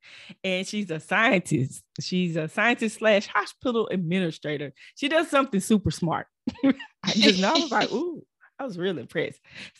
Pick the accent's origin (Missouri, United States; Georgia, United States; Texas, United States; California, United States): Texas, United States; No, I'm from Texas.